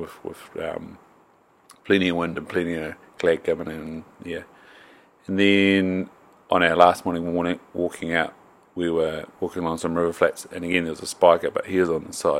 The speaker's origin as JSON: {"language": "English", "town": "Invercargill", "region": "Southland", "country": "New Zealand", "tie": "born or raised there", "moved": "yes", "lives_now": "North Island, New Zealand", "said": "I grew up in Southland and there's like five great walks"}